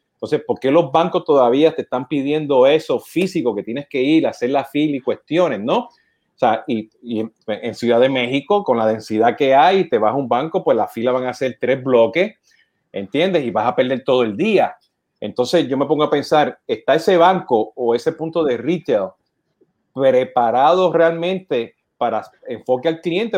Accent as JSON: {"language": "Spanish", "country": "Puerto Rico", "moved": "yes", "lives_now": "United States", "said": "Siendo puertorriqueño, llamando con mi acento"}